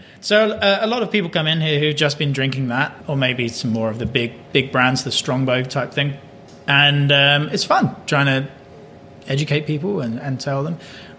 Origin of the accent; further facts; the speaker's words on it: England, United Kingdom; now in Canada; although I'm English